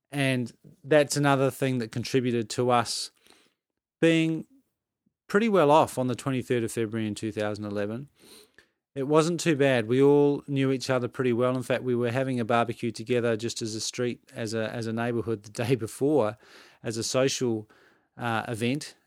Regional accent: Adelaide, South Australia, Australia; moved away; I grew up in Adelaide, which is in South Australia

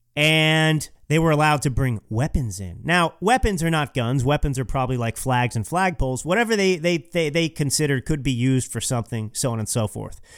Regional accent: Texas, United States; Growing up in Texas

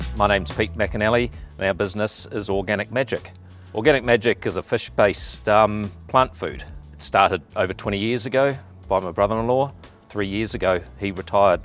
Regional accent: New Zealand; as a Kiwi

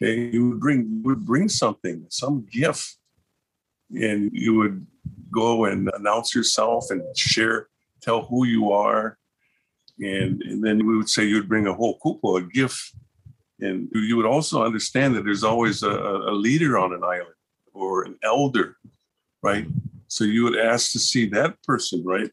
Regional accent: Oahu, Hawaii, United States; also born or lived in Kauai; I was on Kauai, but I grew up on Oahu.

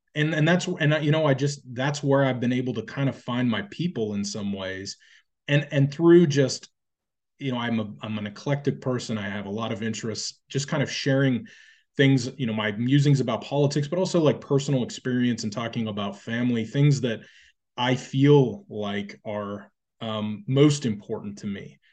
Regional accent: United States; we as, as a people, as the American people

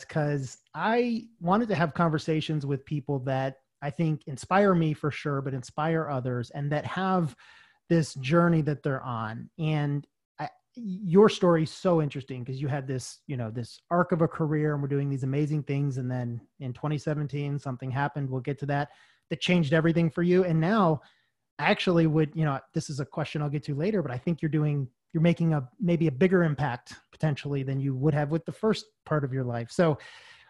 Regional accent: Georgia, United States; moved away as an adult; also born or lived in Charlotte; I grew up in Georgia

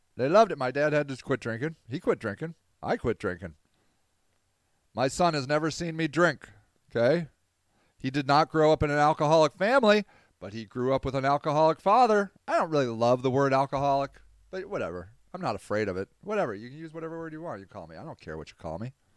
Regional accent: Akron, Ohio, United States; Akron, my hometown marathon.

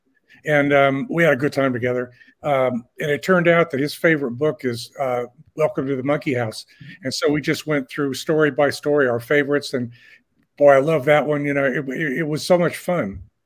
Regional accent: Indianapolis, Indiana, United States; born or raised there

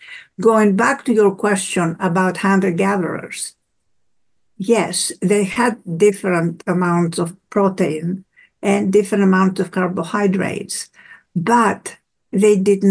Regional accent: Greece; born there; I was born in Greece and we have a summer home

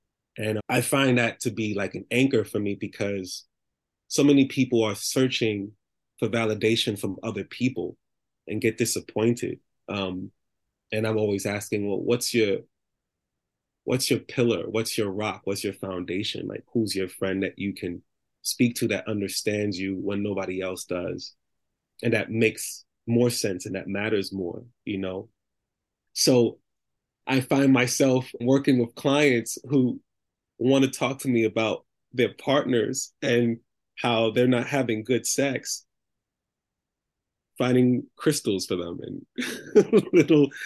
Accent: New York City, New York, United States; I grew up in the Bronx

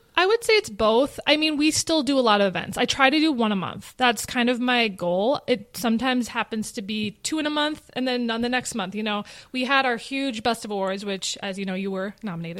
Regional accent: Minnetonka, Minnesota, United States; born or raised there

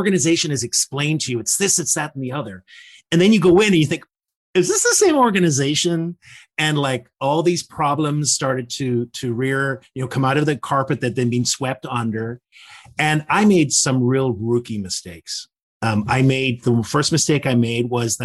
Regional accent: Northern Ireland, United Kingdom; I grew up in the Troubles in Northern Ireland

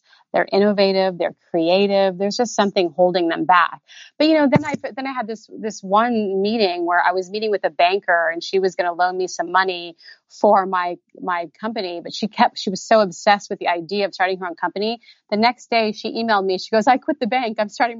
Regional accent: Indiana, United States; now in Southern California, United States; You know, I came from Indiana and now here I am in Southern California.

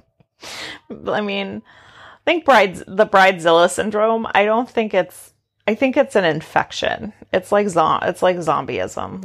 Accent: Maine, United States; I'm from Maine where there's taxidermied animals

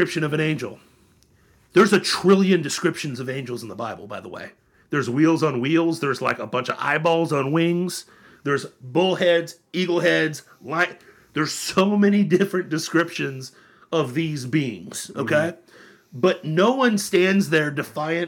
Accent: Florida, United States; My fellow Floridians

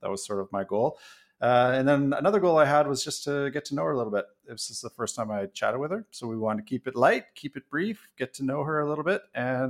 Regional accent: Vancouver, British Columbia, Canada; I'm from Vancouver.

